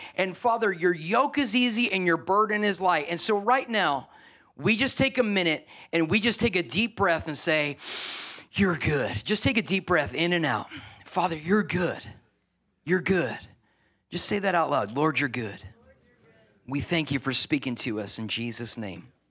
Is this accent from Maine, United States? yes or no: no; New York, United States; I'm a New Yorker